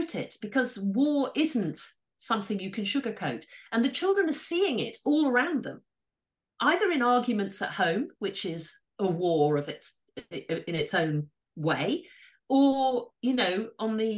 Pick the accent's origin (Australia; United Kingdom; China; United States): United Kingdom; Yorkshire and the Humber; But I am from Yorkshire